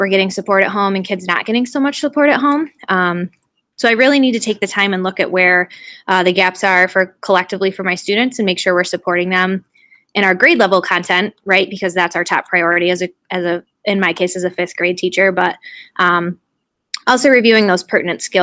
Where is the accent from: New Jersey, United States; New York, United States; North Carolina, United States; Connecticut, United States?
New York, United States; Liverpool; also born or lived in Oswego, New York; I just moved back to my hometown. I'm starting my 5th year currently in the Liverpool Central School District, which is just outside of Syracuse